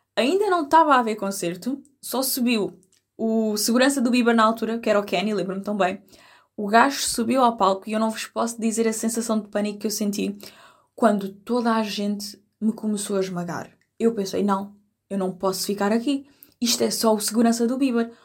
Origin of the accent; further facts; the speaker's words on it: Algarve, Portugal; eu sou do Algarve